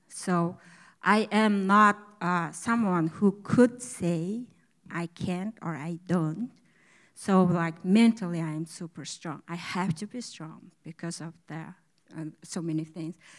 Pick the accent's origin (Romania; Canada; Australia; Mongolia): Mongolia; first language Mongolian; English is a second language; moved away as an adult; now in United States; I come from Mongolia about seven years ago, and I speak Mongolian good